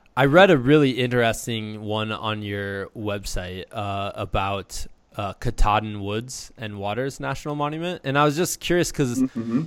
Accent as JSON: {"language": "English", "town": "Muscatine", "region": "Iowa", "country": "United States", "said": "I'm from Muscatine, so uh, kind uh-huh. of by Davenport in the Quad Cities"}